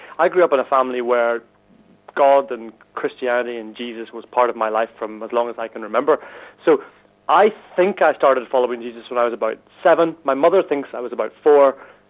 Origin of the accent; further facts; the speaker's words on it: Northern Ireland, United Kingdom; now in Chislehurst, United Kingdom; from a very white and snowy Chislehurst in Kent, which is just on the southeast side of London. I'm originally from Northern Ireland, which the accent might give away.